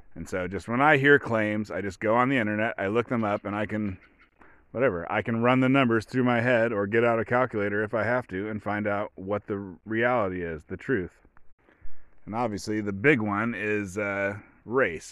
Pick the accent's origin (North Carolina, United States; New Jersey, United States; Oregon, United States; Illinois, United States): Oregon, United States; I come from Oregon. I was raised by hippies without electricity.